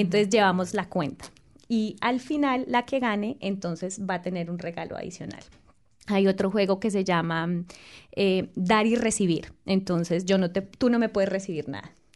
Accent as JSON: {"language": "Spanish", "region": "Boyacá", "country": "Colombia", "moved": "yes", "said": "en mi región, en mi tierra, tenemos el aguinaldo boyacense"}